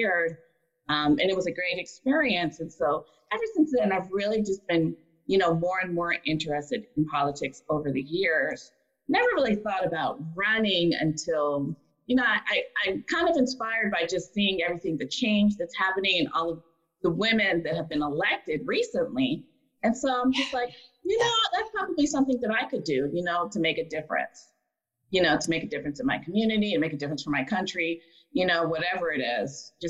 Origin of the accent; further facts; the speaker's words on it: Buffalo, New York, United States; now in Tucson, United States; I grew up in Buffalo, New York